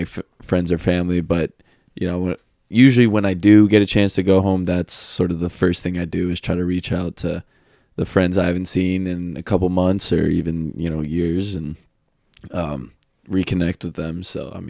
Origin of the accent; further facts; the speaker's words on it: Atlanta, Georgia, United States; And like, I'm from Atlanta, so I'm used to a lot of traffic.